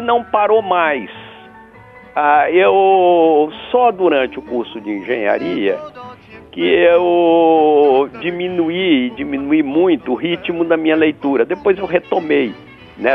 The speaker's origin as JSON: {"language": "Portuguese", "region": "Rio Grande do Sul", "country": "Brazil", "tie": "born or raised there", "also_born_or_lived": "Bahia", "said": "eu nasci na Bahia, no momento que meu pai andava por lá. Sim. Aí eu devia ter quatro anos mais ou menos, três anos, qualquer coisa assim. Ele voltou para o Rio Grande do Sul, aí onde eu estudei"}